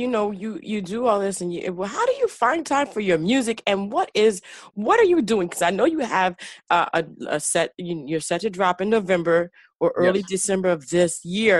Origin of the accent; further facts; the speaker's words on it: Chicago, Illinois, United States; I'm from Chicago, all right?